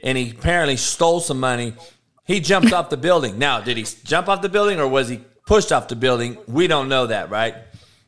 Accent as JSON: {"language": "English", "town": "Compton", "region": "California", "country": "United States", "tie": "born or raised there", "said": "I grew up in Compton, homie, getting shot at and getting having people die on my front lawn every day"}